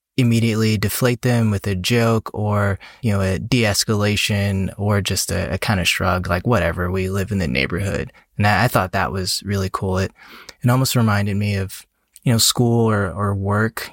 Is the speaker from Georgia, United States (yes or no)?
yes; Atlanta, Georgia, United States; now in Washington, D.C. area, United States; I'm from Atlanta originally.